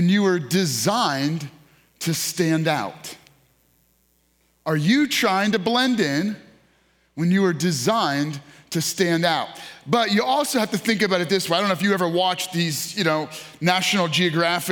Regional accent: New York, United States; moved away; I grew up in New York

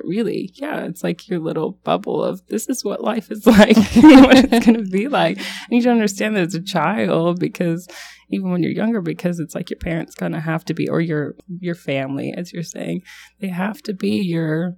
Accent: North Carolina, United States; So growing up out east, I grew up in North Carolina, and there aren't many other LDS members there

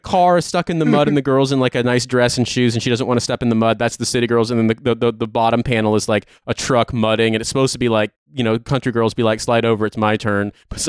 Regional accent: Midwest, United States; moved away; But I'm from the Midwest

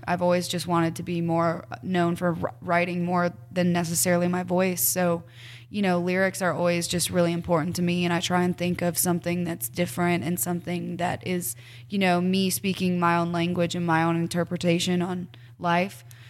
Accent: Cedar Rapids, Iowa, United States; I was born and raised in Iowa

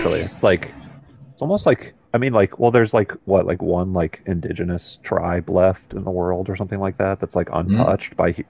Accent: Florida, United States; I'm from Florida.

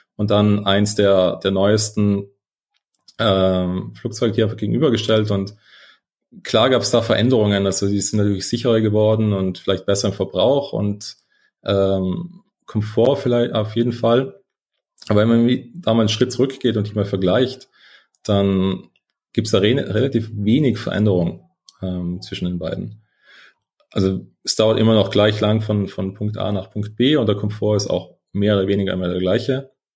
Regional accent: South Tyrol, Trentino-Alto Adige, Italy; also born or lived in London / United States; now in Munich, Germany; aus Italien, aus einem schönen Südtirol

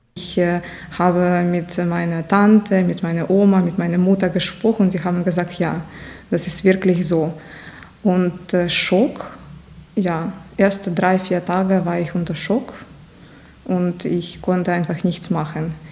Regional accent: Nizhyn, Chernihiv Oblast, Ukraine; German is a second language; moved away as an adult; now in Passau, Germany; Ja, ich stamme aus der Ukraine, ursprünglich aus der Stadt Nizhyn

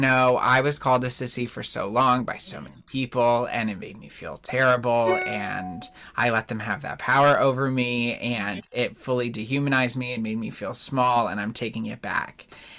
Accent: Naples, Campania, Italy; And then I remembered I'm from Naples, so I couldn't use that one.

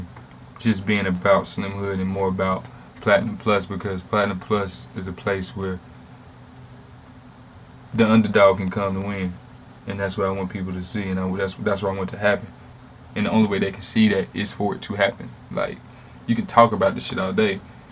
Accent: Charlotte, North Carolina, United States; I'm from Charlotte

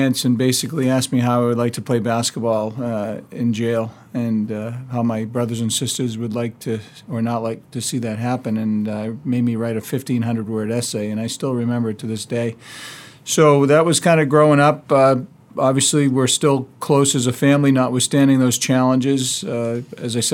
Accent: Massachusetts, United States; also born or lived in New Hampshire; we moved back to Massachusetts from New Hampshire

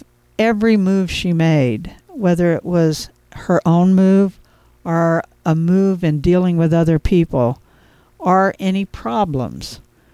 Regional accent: Cairo, Illinois, United States; also born or lived in Charleston / Murphysboro, Illinois; I grew up in Caro during my early years

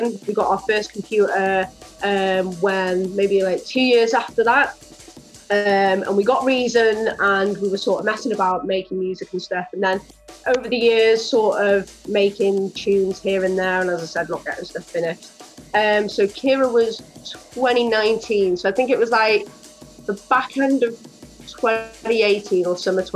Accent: Rhyl, Wales, United Kingdom; we're actually from Rhyl in Wales

